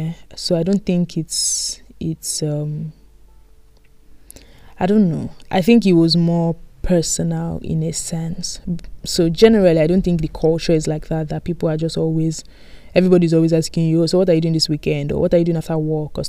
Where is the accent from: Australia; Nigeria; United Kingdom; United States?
Nigeria; moved away; back home, you know, because I'm from Nigeria.